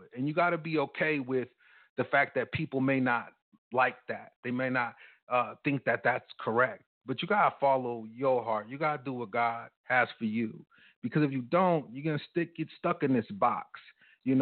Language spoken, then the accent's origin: English; United States; as a black guy growing up in America